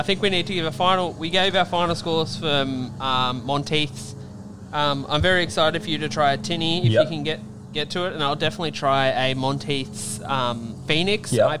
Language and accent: English; New South Wales, Australia; now in New Zealand; we're from New South Wales originally in Australia